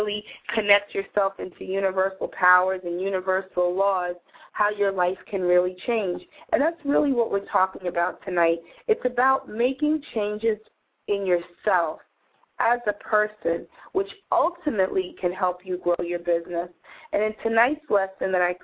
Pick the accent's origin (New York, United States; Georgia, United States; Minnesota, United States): New York, United States; New York City; when I was growing up in New York City, my mom would let me go to McDonald's for dinner, but only on Fridays.